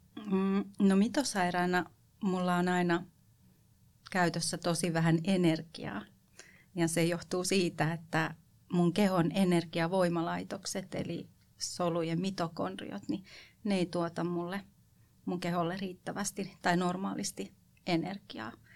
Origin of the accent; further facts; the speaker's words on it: Kotka, Kymenlaakso, Finland; also born or lived in western Uusimaa; Kotkahan on mulle tosi rakas kotikaupunki, vaikka mä oon itse asiassa syntynyt läntisellä Uudellamaalla, niin mä oon pisimpään asunut Kotkassa